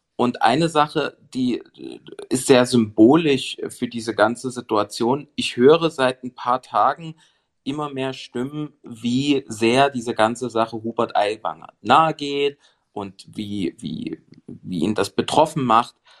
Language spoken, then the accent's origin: German; Saxony, Germany; als Sachse